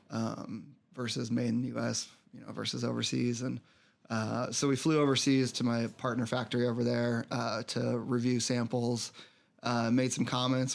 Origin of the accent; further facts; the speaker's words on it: Colorado, United States; also born or lived in Denver; I grew up out in Colorado, uh, lived in Denver for a while